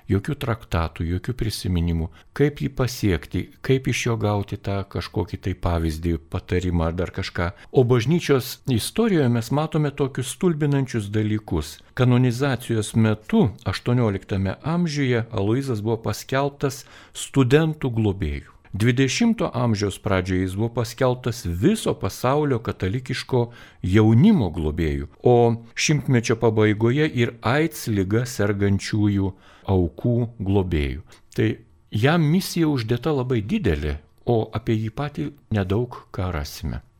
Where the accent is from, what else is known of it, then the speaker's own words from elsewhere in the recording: Lithuania; mes lietuviai esam tam tikro charakterio žmonės